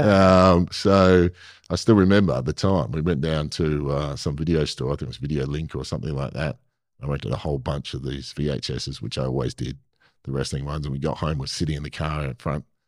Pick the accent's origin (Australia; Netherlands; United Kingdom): Australia; Perth, Western Australia; I'm from Perth